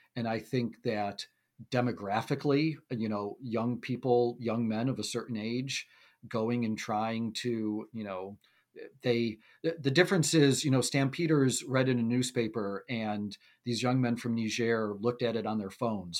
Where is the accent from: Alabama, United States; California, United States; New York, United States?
New York, United States; Buffalo; growing up in Buffalo